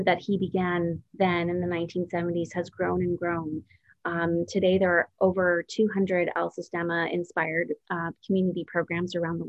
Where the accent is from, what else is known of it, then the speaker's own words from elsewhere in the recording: Creston, British Columbia, Canada; now in Toronto, Canada; I was born in Creston, BC. And my parents for years were apple orchard and cherry orchard farmers. There we had a family business growing fruit, and that's where I grew up.